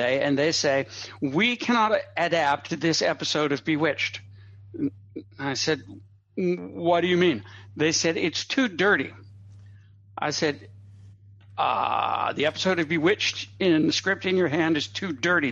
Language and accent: English; United States; I grew up in America in the 1960s